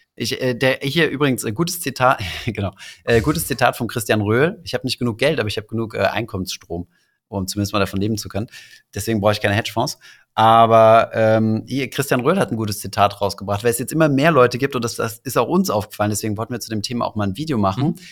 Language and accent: German; Saarland, Germany; dann bin ich halt Saarländer und Europäer